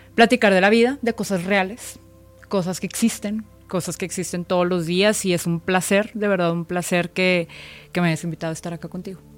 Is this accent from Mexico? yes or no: yes; Monterrey, Nuevo León, Mexico; moved away as an adult; now in Mexico City, Mexico; soy una mujer regia, soy regia. Vivo en la Ciudad de México